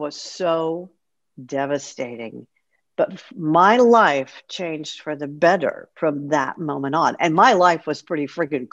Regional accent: Houston, Texas, United States; I was a rock and roll DJ at one of the top rock stations in Houston, Texas, Rock 101, KLOL, a couple of other stations before that, but I was very fortunate to be on the air in my hometown pretty much my entire career

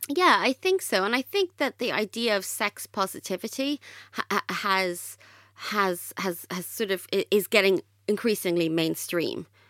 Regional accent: Ireland; I grew up in Ireland and I went to a Catholic state school

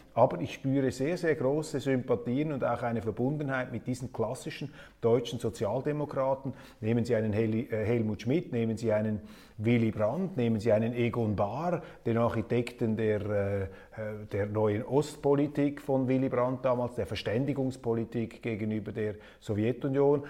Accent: Switzerland; als Schweizer

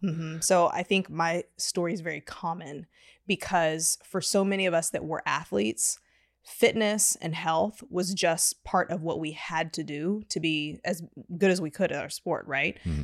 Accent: Houston, Texas, United States; now in Austin, United States; I'm from Houston originally

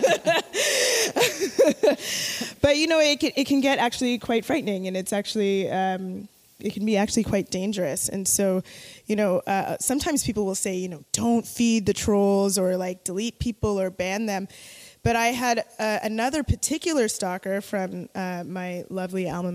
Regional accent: Jamaica; also born or lived in Toronto, Canada; As a Jamaican person

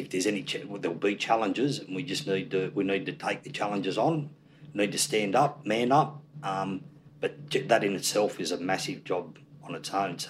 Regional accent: Australia; Even though I'm an Aussie, born here, raised here, my mates are all Aussies

